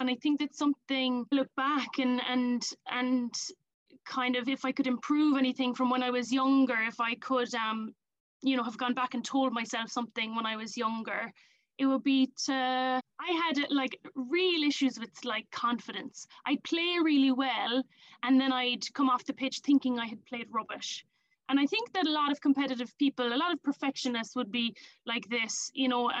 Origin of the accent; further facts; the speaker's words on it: Ireland; moved away as an adult; now in London, United Kingdom; But I'm from Ireland. Grown up there all my life. I now live in London